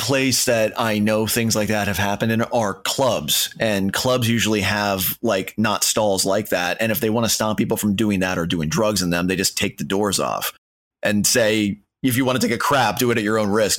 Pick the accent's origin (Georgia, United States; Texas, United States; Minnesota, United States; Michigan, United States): Minnesota, United States; Minneapolis; my hometown, Minneapolis